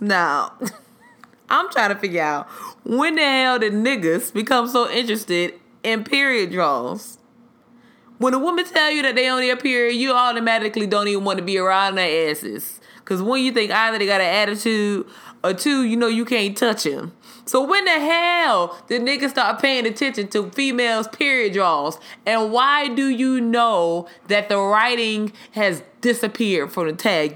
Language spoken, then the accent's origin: English; the South, United States; I'm a Southerner. And we were raised to greet people when you walk into a room